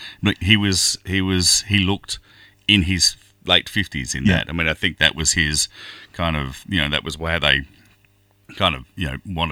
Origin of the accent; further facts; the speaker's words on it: Kelmscott, Western Australia, Australia; when I was a kid growing up in Kelmscott and in Western Australia, southern suburbs of Perth